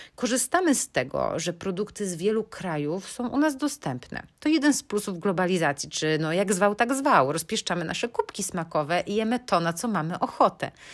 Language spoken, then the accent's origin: Polish; Bydgoszcz, Kuyavian-Pomeranian Voivodeship, Poland; now in Berlin, Germany; Pochodzę z Bydgoszczy